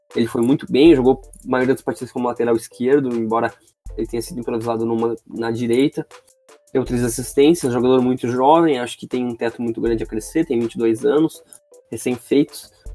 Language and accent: Portuguese; Gaúcho, Rio Grande do Sul, Brazil; sou gaúcho.